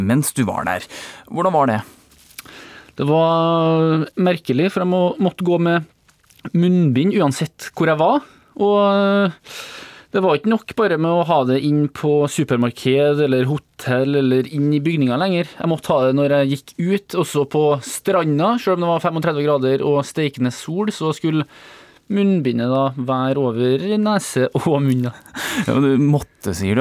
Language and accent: Norwegian; Trøndelag, Norway; Jeg er jo trønder